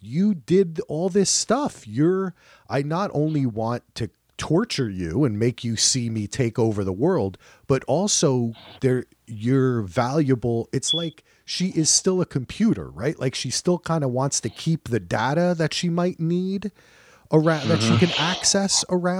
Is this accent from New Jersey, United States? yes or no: yes; New Jersey, United States; Hey, I am from New Jersey, Thaxton, okay?